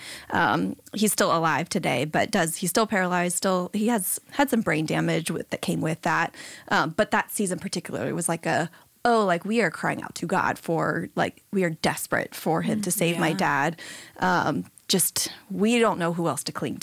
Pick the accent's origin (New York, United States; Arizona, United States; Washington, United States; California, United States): California, United States; San Diego; I grew up here in San Diego